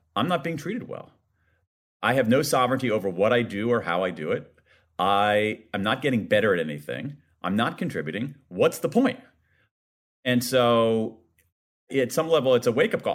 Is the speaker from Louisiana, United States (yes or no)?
no; Ohio, United States; my home state of Ohio